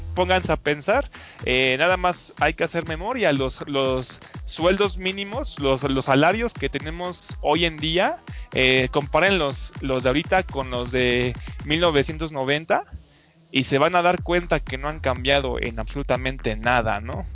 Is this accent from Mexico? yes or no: yes; Mexico; los mismos mexicanos